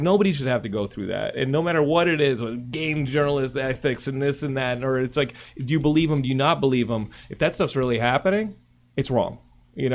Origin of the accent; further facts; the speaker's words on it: Texas, United States; You can dox me, but I'm from Texas.